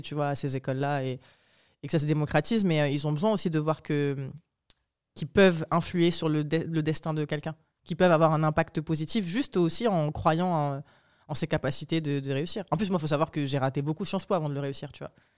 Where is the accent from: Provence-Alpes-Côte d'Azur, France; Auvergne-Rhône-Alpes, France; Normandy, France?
Provence-Alpes-Côte d'Azur, France; Apt; also born or lived in Morocco; des deux quartiers populaires, donc Saint-Michel et Saint-Joseph, dont je venais, d'Apt